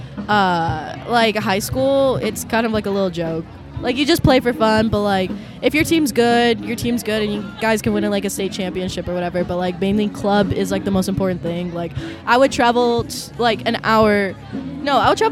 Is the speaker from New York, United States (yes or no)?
no; Tucson, Arizona, United States; moved away; I'm from Tucson, Arizona